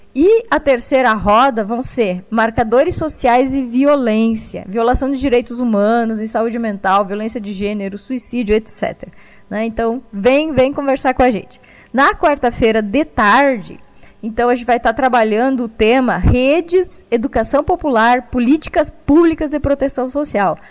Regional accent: Rio Grande do Sul, Brazil; also born or lived in Pelotas; eu sou do Rio Grande do Sul, estou atualmente em Pelotas

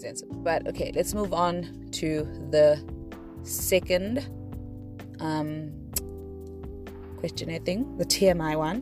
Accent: East London, Eastern Cape, South Africa; moved away; also born or lived in Mthatha / Butterworth; Eastern Cape is kind of where my childhood and where most of my family is

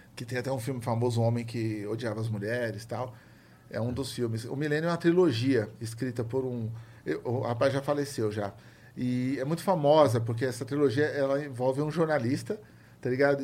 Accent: São Paulo, Brazil; eu lembro da minha infância no Capão

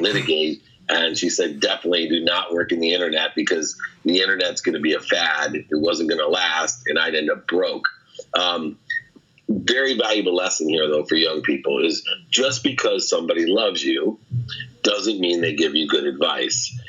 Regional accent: San Diego, California, United States; also born or lived in Akron, Ohio; when I was 17, 18, I was living in San Diego, although I was born in Akron, Ohio

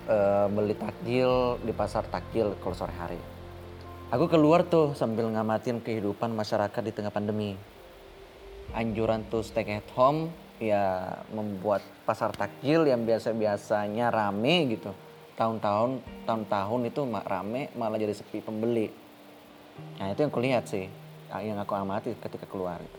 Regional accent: South Sulawesi, Indonesia; saya berasal dari Kabupaten Maru, salah satu kota kecil yang tak jauh dari kota Makassar.

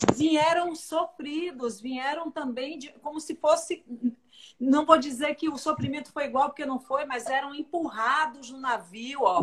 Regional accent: Salvador, Bahia, Brazil; eu nasci no Bonfim, mas eu fui criada no São Caetano, ali no Alto do Peru, Fazenda Grande

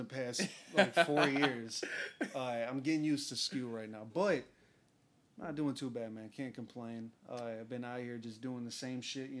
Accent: St. Louis, Missouri, United States; We're from St. Louis.

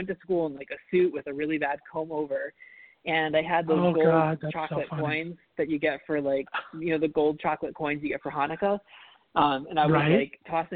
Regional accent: Rhode Island, United States; when I grew up in Rhode Island

